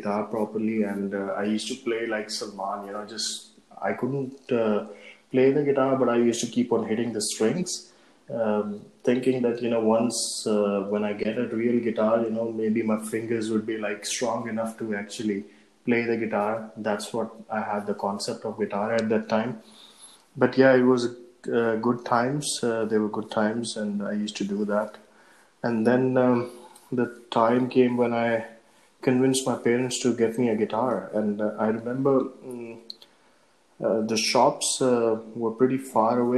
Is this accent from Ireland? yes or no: no; Oman; I was born and brought up in Oman